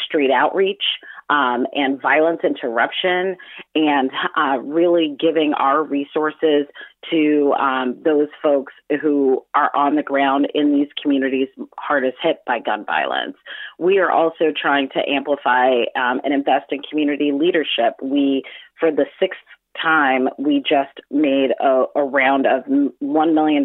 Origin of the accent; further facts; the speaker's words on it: Chicago, Illinois, United States; I grew up on partially on South Shore Drive for a good portion of my life. The most of my life, I grew up on Luella, which is five blocks east of Jeffrey, for anybody who knows Chicago.